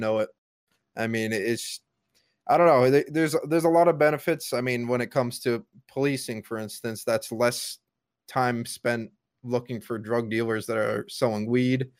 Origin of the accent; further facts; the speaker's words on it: Connecticut, United States; Connecticut, my home state